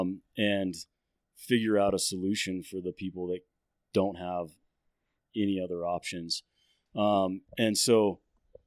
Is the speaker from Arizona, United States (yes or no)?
yes; Phoenix, Arizona, United States; moved away as an adult; now in Flagstaff, United States; I grew up in the Phoenix area